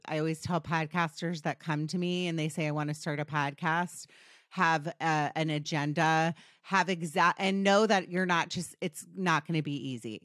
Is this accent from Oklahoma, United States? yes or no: no; Potomac, Maryland, United States; I grew up in D C, by the way, Potomac, Maryland